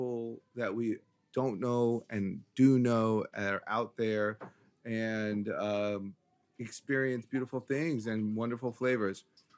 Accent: New York, United States; I'm from Brooklyn.

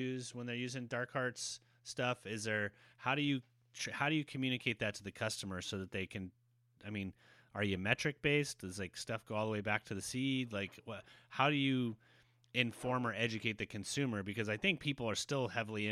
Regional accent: Santa Cruz, California, United States; I'm from Santa Cruz

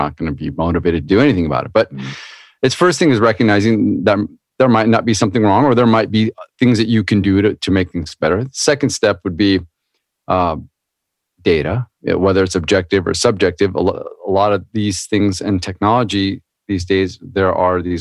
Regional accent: Anaheim, California, United States; I grew up in Orange County down in California, next to Disneyland, Anaheim

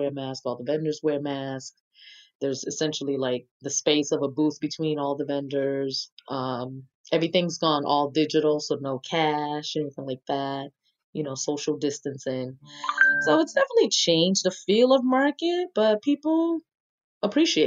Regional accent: New York, United States; now in Atlanta, United States; I'm from New York

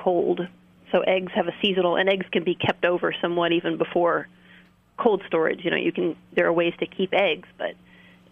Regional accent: California, United States; I'm from California myself

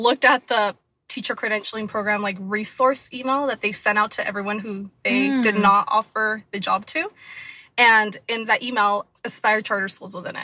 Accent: Anaheim, California, United States; I was born and raised in Anaheim, California, in Orange County

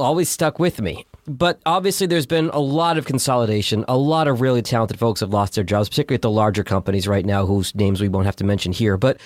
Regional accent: Boston, Massachusetts, United States; Growing up in Boston, every radio station was area code 617-931

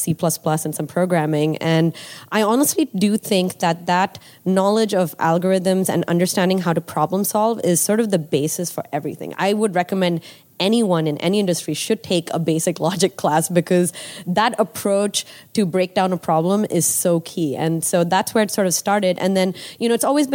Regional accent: Nigeria; moved away as an adult; I grew up in Nigeria.

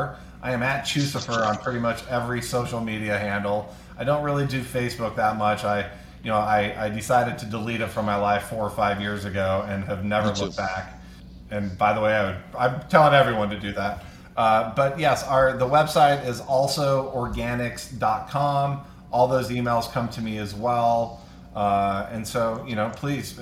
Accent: Utah, United States; growing up in Utah, both Southern and Northern Utah

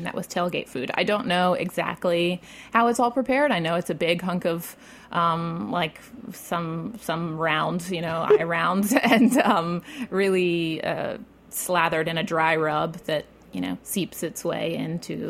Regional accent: Baltimore, Maryland, United States; I grew up in Roland Park, which is like technically within the city

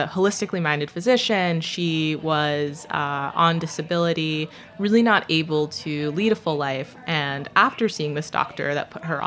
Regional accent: Saratoga Springs, New York, United States; I grew up in a small city in upstate New York, Saratoga Springs

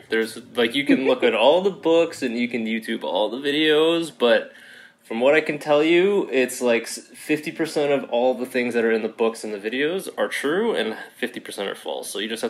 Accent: Toronto, Ontario, Canada; also born or lived in Hong Kong; born and raised in Toronto, Canada. I grew up in a little place called Guildwood. It's like a white suburb area east of Toronto. And I grew up, I was like the only Asian kid, let alone Chinese. My parents are from mainland China.

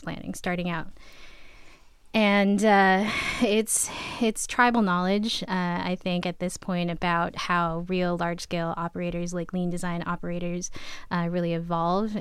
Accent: New York, United States; moved away as an adult; now in Massachusetts, United States; I am originally from New York

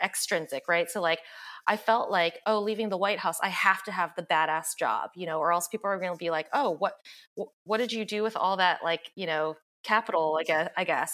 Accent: the South, United States; I grew up in the South

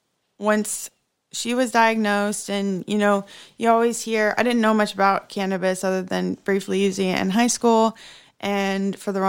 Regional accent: Oklahoma, United States; I grew up in Oklahoma, very conservative family.

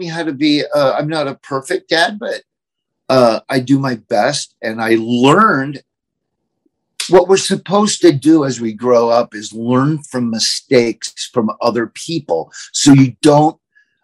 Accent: Florida, United States; accent: Southern; also born or lived in Nebraska; now in Lincoln, United States; I grew up in Florida, which is the South

